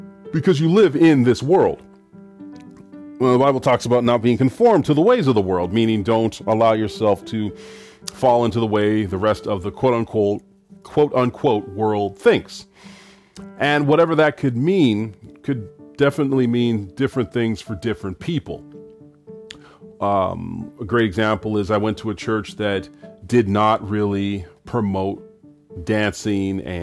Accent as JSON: {"language": "English", "country": "Canada", "tie": "born or raised there", "said": "I was raised in Canada in the 80s and the 90s by Caribbean parents who traveled from Trinidad and Grenada"}